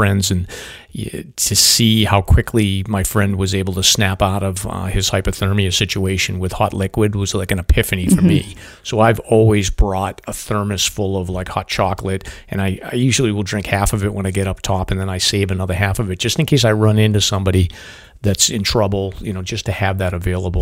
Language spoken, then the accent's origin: English; New England, United States; I'm a New Englander